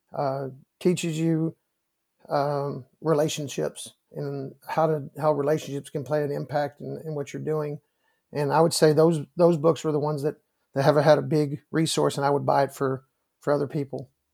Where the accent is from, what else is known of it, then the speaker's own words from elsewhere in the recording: Round Rock, Texas, United States; I get to coach in the, in, in Round Rock, Texas, my hometown